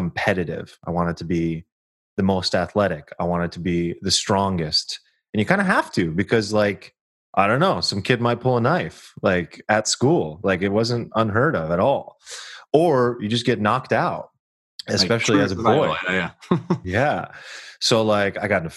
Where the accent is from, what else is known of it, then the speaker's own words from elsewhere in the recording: Sacramento, California, United States; I'm a kid from Sactown, Sacramento, California